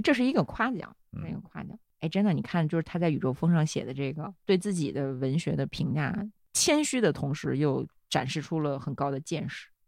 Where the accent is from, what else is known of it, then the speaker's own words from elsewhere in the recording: Beijing, China; 作为一个北京人，我对老舍先生的感情可能比其他作者要更深一点儿